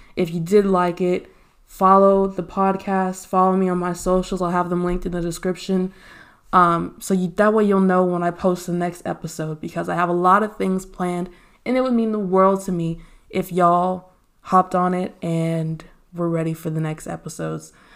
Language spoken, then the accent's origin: English; Texas, United States; born and raised in Texas